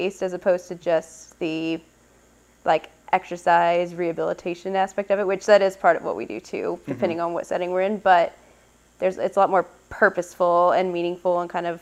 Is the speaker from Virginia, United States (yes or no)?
no; Oklahoma, United States; moved away as an adult; also born or lived in North Carolina / Nashville, Tennessee; now in Arizona, United States; I grew up in Oklahoma